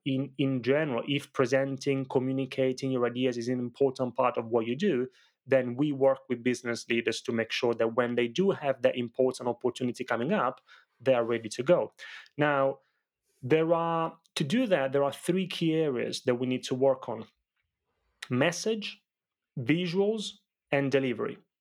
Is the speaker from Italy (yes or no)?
yes; Italy; moved away; growing up in Italy, I grew up in a family of very small business owners